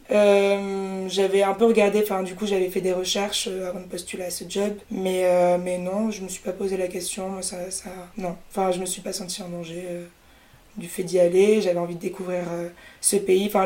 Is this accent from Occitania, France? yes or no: yes; Toulouse, Occitania, France; moved away as an adult; bah moi je suis née à Toulouse où j'ai grandi euh, jusqu'au lycée.